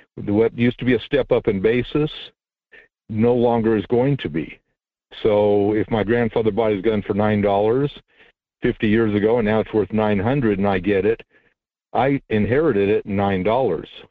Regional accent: California, United States; I'm from California

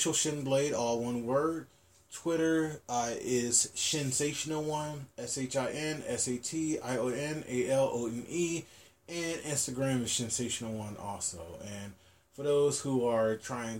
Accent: Virginia, United States; moved away; also born or lived in Hawaii; my home state where I grew up

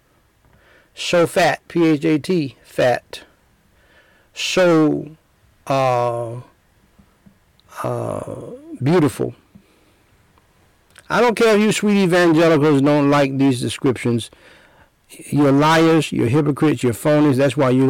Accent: United States; I was born in America

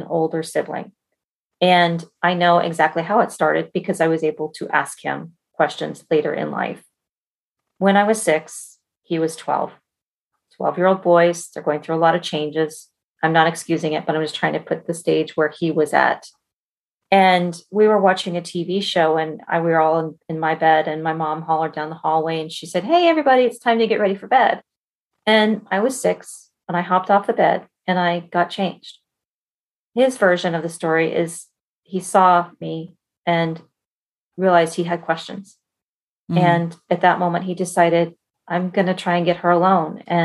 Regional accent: Colorado, United States; now in Bay Area, California, United States; I grew up in Colorado

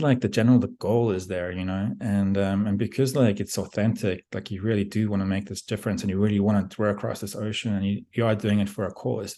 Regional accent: South Africa; moved away as an adult; also born or lived in Australia / Beijing, China; I grew up in South Africa

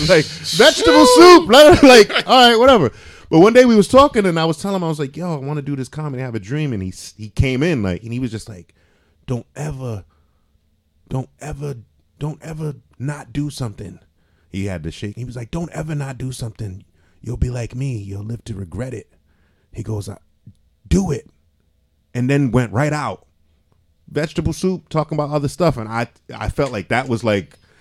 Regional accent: Providence, Rhode Island, United States; also born or lived in Cranston, Rhode Island; I grew up on the West End. I went to Gilbert Stuart when it was elementary

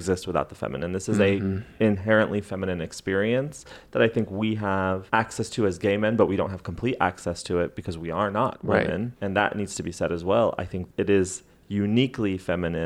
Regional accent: New Mexico, United States; where I come from in New Mexico

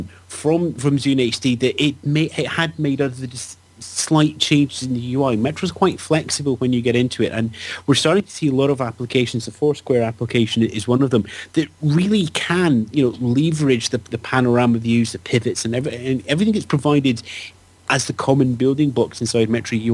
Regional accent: United Kingdom; I'm British

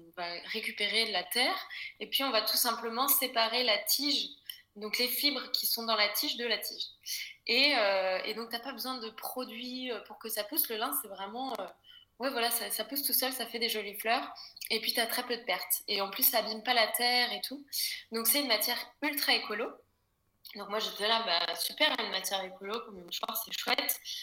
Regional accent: Brittany, France; moved away as an adult; also born or lived in Paris; j'ai été élevée en Bretagne

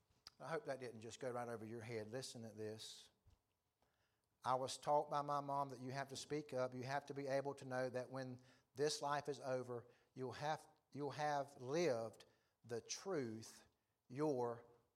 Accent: South Africa; I grew up in South Africa where people lived with half-truths and lies and whispers and nobody said anything outright.

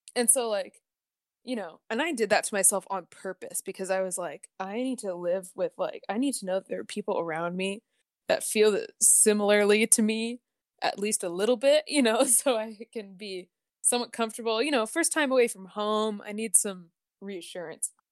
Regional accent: Oregon, United States; I grew up in Oregon my whole life

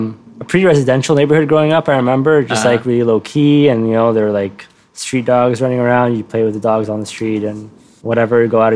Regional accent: Cairo, Cairo Governorate, Egypt; also born or lived in Giza; I was born in Giza, but I didn't grow up in Giza. I grew up in Heliopolis, which is, I guess it's still referred to as a suburb of Cairo, but it has long since been very much swallowed by Cairo.

